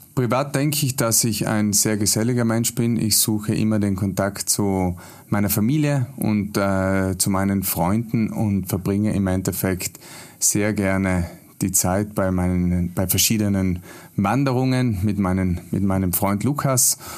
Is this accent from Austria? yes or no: no; South Tyrol, Trentino-Alto Adige, Italy; in meinem Heimatland, praktisch auch in Südtirol